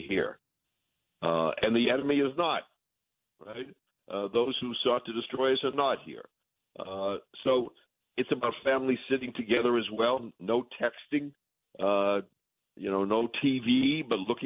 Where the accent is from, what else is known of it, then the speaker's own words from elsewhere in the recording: New England, United States; I'm from New England.